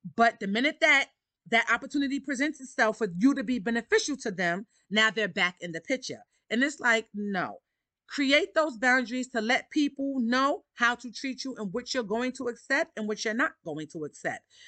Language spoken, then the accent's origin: English; New York City, New York, United States; I grew up in Harlem, Harlem, New York. I'm a New Yorker at heart.